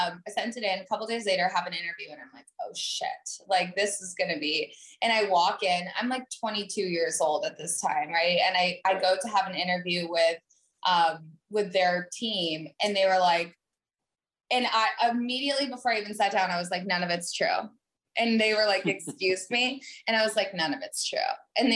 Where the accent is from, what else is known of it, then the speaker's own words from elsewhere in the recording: Vermont, United States; moved away as an adult; I grew up in Vermont